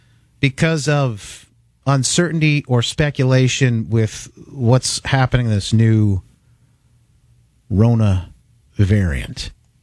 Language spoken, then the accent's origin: English; Grand Rapids, Michigan, United States; I am from Grand Rapids, Michigan, high atop the thriving metropolis